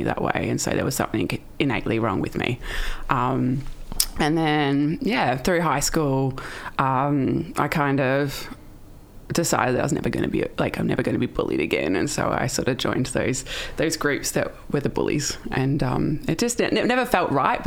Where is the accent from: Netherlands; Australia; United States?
Australia; Melbourne, Victoria; also born or lived in London / Scotland; I grew up in Melbourne